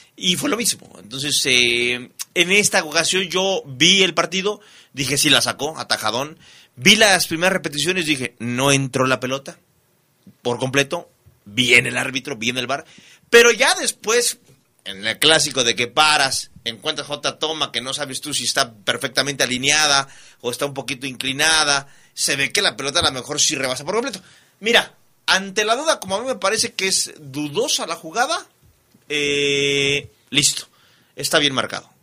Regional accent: Mexico; como mexicano

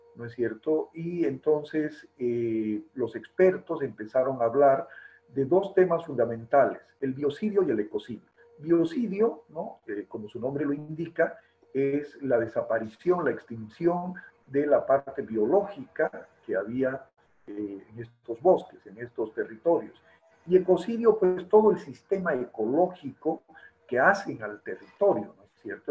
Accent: La Paz, Bolivia; also born or lived in Santa Ana del Yacuma, Beni, Bolivia; me crié en la ciudad de La Paz, la ciudad de La Paz me crió más bien a mí

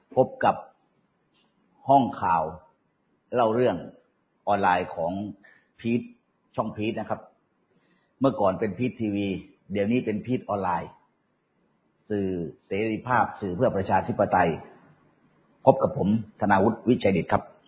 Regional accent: Southern Thailand, Thailand; ผมเป็นคนใต้คนหนึ่ง

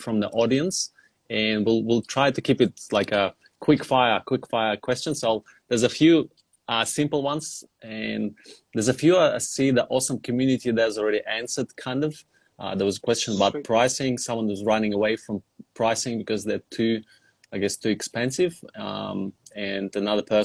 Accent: Australia; I'm Australian

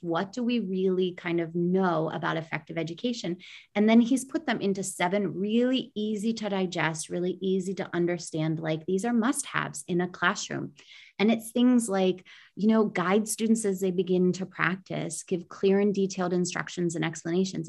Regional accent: United States; moved away; an American educator

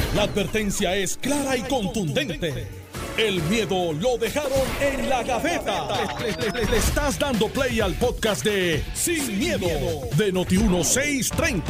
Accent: Guaynabo, Puerto Rico; yo soy de Guaynabo

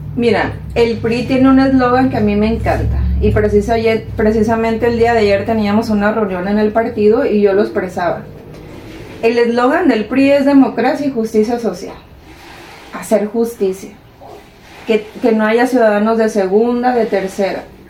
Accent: El Carrizo, Sinaloa, Mexico; al carrizo, mi tierra

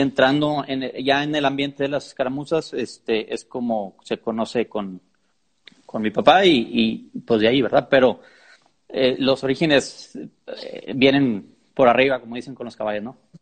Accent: Monterrey, Nuevo León, Mexico; De Monterrey, soy de Monterrey.

